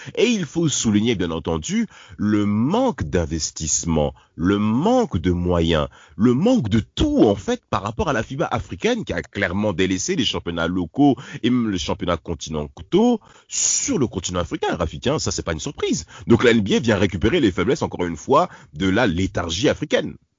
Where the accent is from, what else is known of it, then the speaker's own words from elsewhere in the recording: Nanterre, Île-de-France, France; On a grandi à Nanterre